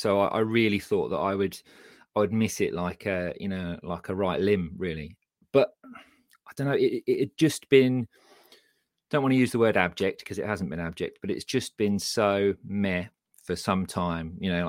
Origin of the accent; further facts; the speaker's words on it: Midlands, United Kingdom; accent: Midlands; My Midlands accent is nowhere near up to it.